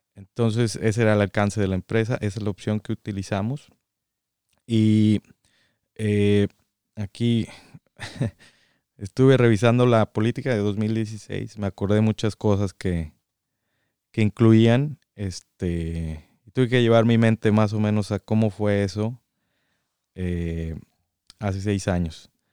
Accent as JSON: {"language": "Spanish", "region": "San Luis Potosí", "country": "Mexico", "tie": "born or raised there", "also_born_or_lived": "Guadalajara, Mexico", "moved": "as an adult", "lives_now": "Michigan, United States", "said": "Nacido en Guadalajara eh, y ahí viví únicamente cinco años. Todo el resto de mi vida viví en San Luis Potosí"}